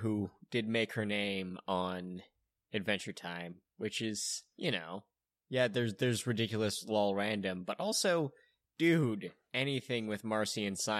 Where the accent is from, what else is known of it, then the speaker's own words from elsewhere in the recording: Toronto, Ontario, Canada; I'm from Canada, and we're shooting too many people here too, but I'm from Canada.